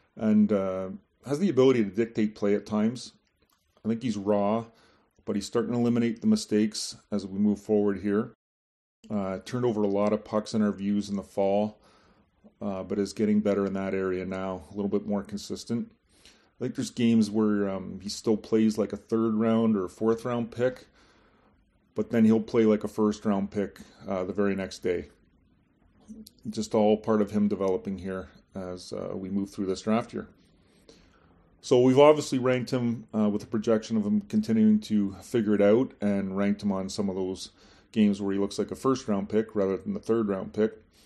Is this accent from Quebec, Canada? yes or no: yes; Montreal, Quebec, Canada; my hometown of Montreal